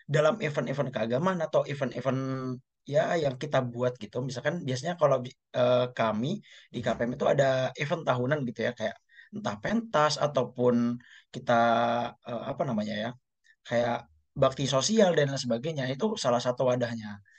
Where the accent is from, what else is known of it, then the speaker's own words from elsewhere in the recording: Jember, East Java, Indonesia; aku dari Jember. Jadi di kota aku Jember itu ada beneran perkumpulan kami lulusan Gontor yang tinggal di Jember